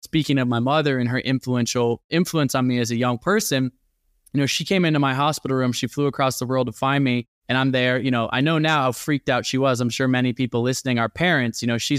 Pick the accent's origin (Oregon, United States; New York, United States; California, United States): Oregon, United States; Portland; also born or lived in Olympia; I was born in Olympia, but moved to Portland, Oregon. And that's really where I grew up.